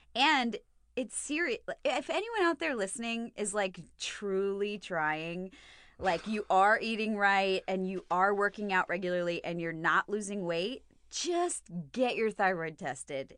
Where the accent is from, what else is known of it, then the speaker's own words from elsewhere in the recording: United States; I'm too American.